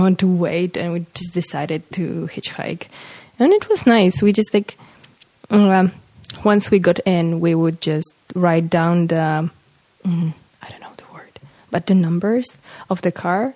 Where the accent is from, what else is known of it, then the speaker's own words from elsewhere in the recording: Warsaw, Masovian Voivodeship, Poland; English is a second language; I'm from Warsaw. I mean, I was born in Warsaw